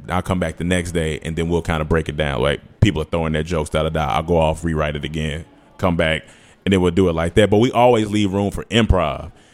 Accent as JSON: {"language": "English", "region": "North Carolina", "country": "United States", "also_born_or_lived": "Atlanta, Georgia", "moved": "as an adult", "said": "I'm from North Carolina. I moved to Atlanta when I was eighteen"}